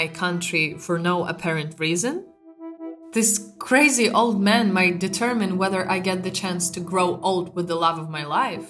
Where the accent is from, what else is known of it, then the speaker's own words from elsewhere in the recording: Kyiv, Ukraine; I was born in Kyiv, lived my whole life in Kyiv. My mom, my dad, my Vlad, my friends, everyone I know is here.